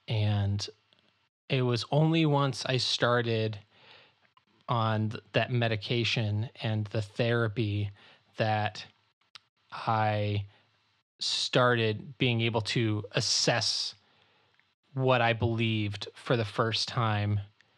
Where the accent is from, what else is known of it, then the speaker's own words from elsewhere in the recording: Chicago, Illinois, United States; also born or lived in Florida / Kansas; And so I was born in Chicago. We moved to Florida. We moved to Kansas, where my dad was a pastor of an evangelical covenant church in Kansas. And then we moved to the Chicago, northwest suburbs of Chicago in like 94.